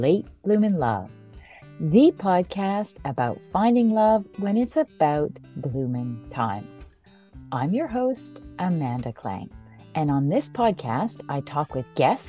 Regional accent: Vancouver, British Columbia, Canada; now in Montreal, Canada; my hometown of Vancouver

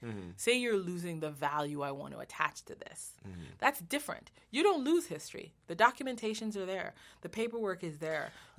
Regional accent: Jamaica; now in United States; I'm Jamaican, so I came to America and learned American history

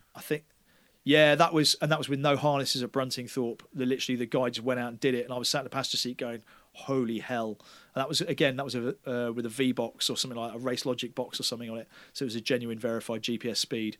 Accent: Taunton, South West England, United Kingdom; they were like, "Where are you from?" And I went, "Taunton."

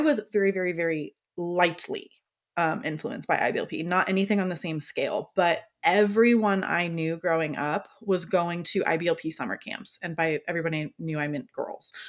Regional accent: Florida, United States; I am from Florida

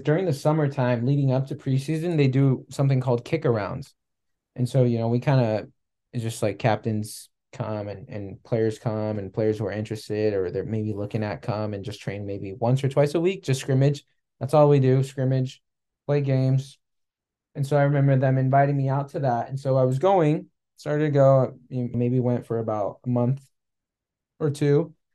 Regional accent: California, United States; moved away as an adult; also born or lived in Arizona / Kansas City; growing up in California

